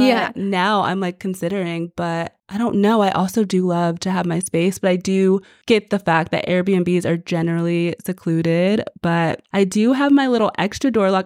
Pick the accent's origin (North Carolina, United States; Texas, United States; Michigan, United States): Texas, United States; So I grew up in Texas and we literally say hi and smile at everyone